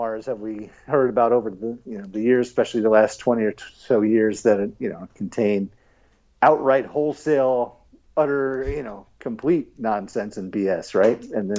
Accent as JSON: {"language": "English", "region": "New York", "country": "United States", "moved": "yes", "lives_now": "Atlanta, United States", "said": "I'm not originally from here though, so I shouldn't brag about it too much. I'm from New York, home of the U.S. Open coming up."}